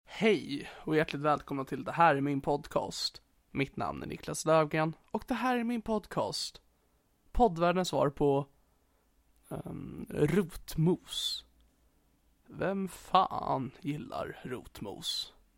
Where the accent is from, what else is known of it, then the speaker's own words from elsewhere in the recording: Sigtuna, Stockholm County, Sweden; Sigtuna där jag kommer ifrån